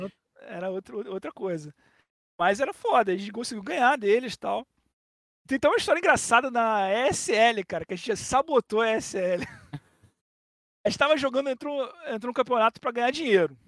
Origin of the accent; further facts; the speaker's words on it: Brazil; Eu que sou um brasileiro